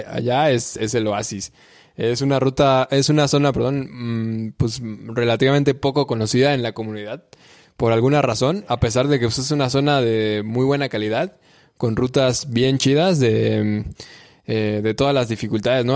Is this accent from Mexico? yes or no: yes; Morelia, Michoacán, Mexico; también soy de Morelia